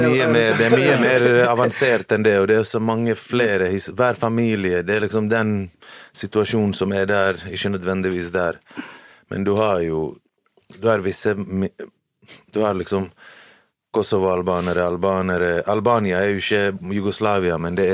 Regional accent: Bosnia & Herzegovina; now in Norway; Mens der jeg er fra, så er det serbere, bosniere, kroater.

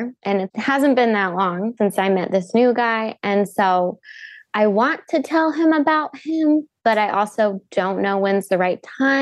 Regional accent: South Carolina, United States; moved away as an adult; now in Michigan, United States; I'm not from here. I'm from South Carolina

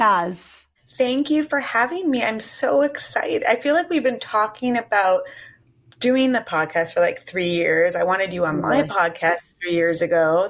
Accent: Chicago, Illinois, United States; moved away as an adult; now in New York, United States; I'm from Chicago and moved to New York in 1999

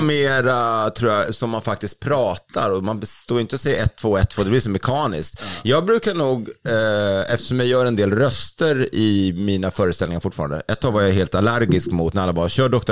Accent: Sweden

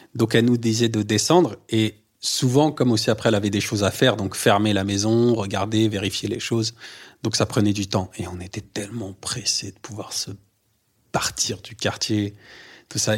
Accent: Le Havre, Normandy, France; also born or lived in Les Trois-Pierres; Je viens du Havre. Je suis né, j'y ai grandi, en Normandie.

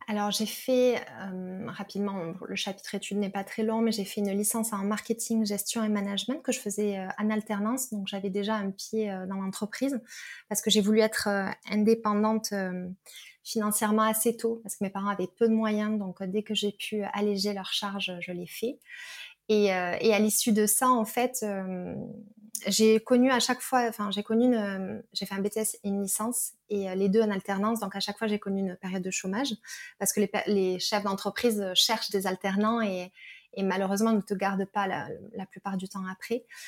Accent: Perpignan, Occitania, France; now in Toulouse, France; j'habite à Toulouse, je suis originaire de Perpignan

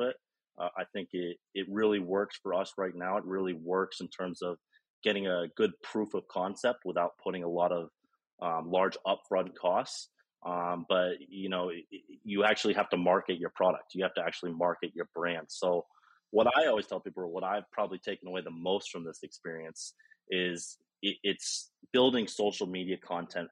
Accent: Vermont, United States; accent: American; now in Colombia; I'm originally from the States. So I'm from Vermont

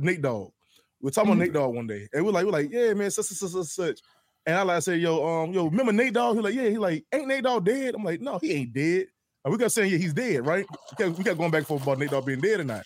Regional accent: the South, United States; we're from the South

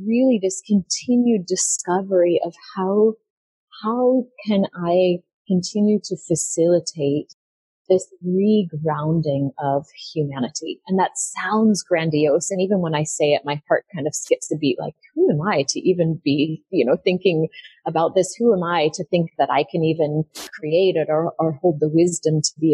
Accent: United States; moved away; I was born in America

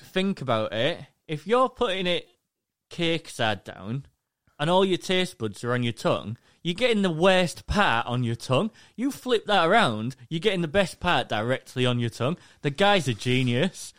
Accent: England, United Kingdom; I'm from England, the U K.

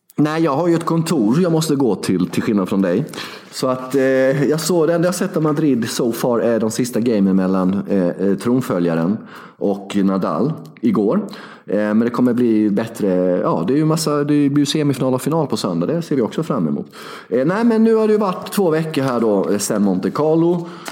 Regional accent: Sweden; Jag är svensk, jag är inte serb till en början

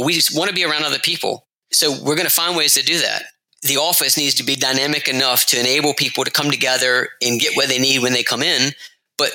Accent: the South, Georgia, United States; moved away as an adult; now in London, United Kingdom; I'm from the South in Georgia, but I've been in London now for 7 years

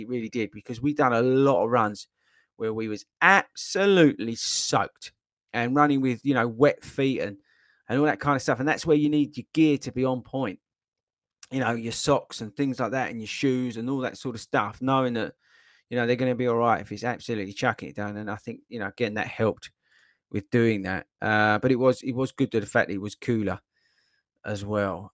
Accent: Essex, East of England, United Kingdom; I'm from Essex. Well, I wasn't born in Essex, but I was dragged up in Essex

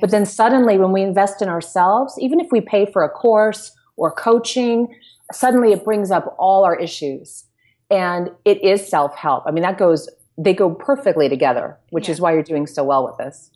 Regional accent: United States; we're American

